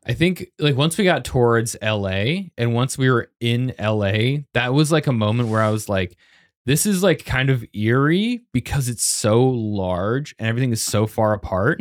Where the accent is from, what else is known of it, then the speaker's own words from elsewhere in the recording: Arvada, Colorado, United States; moved away as an adult; also born or lived in Boulder, Colorado; I'm from Arvada, but that is, like, twenty minutes south of Boulder, and I lived in Boulder